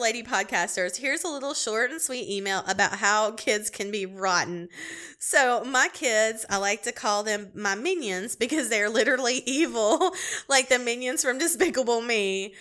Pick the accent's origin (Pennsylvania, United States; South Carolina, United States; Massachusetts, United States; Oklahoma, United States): South Carolina, United States; Clemson; I'm from Clemson, South Carolina